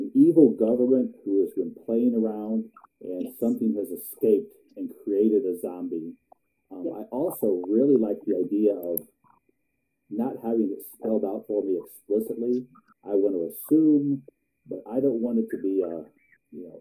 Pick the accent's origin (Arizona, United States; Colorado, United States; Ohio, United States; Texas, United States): Ohio, United States; also born or lived in Columbus, Ohio; I was born in Columbus, Ohio. Except for 20 years, I lived in Ohio my entire life